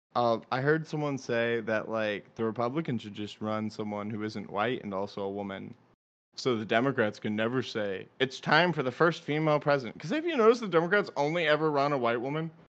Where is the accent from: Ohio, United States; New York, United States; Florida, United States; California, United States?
Florida, United States; I'm from Florida